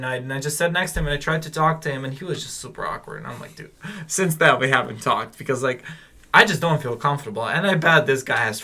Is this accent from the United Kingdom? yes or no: no; Ukraine; I'm from Ukraine